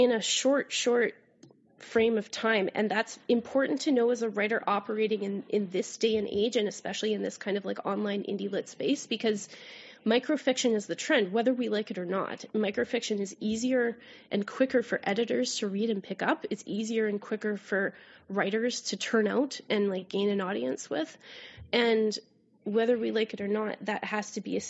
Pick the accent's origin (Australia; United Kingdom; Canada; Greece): Canada; accent: Canadian raising; my Canadian raising